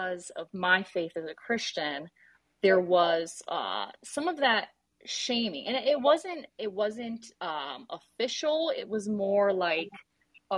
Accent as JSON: {"language": "English", "town": "Detroit", "region": "Michigan", "country": "United States", "tie": "born or raised there", "said": "I'm a Detroiter. I grew up here in the Metro Detroit area of Michigan."}